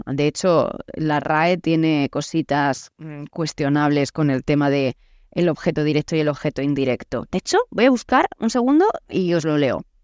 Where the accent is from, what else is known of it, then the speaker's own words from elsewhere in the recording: Murcia, Region of Murcia, Spain; accent: Murcian; moved away; also born or lived in Naples / Paraguay; yo soy española, es más, soy de Murcia